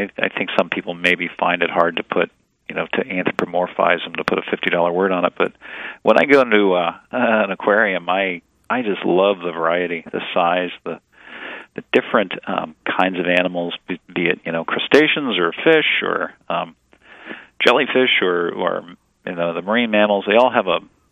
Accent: Mid-Atlantic, United States; I grew up in the Mid Atlantic

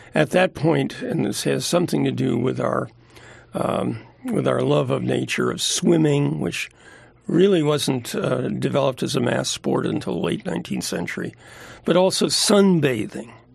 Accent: New Jersey, United States; now in California, United States; I'm a Jersey boy

